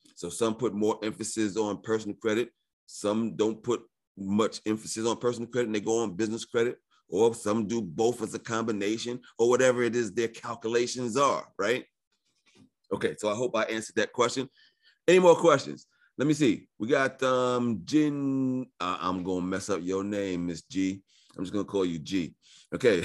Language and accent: English; New York, United States; I was born in New York